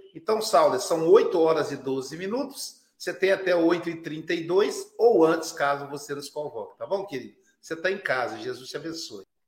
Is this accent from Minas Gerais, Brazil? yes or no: yes; Minas Gerais, Brazil; eu sou mineiro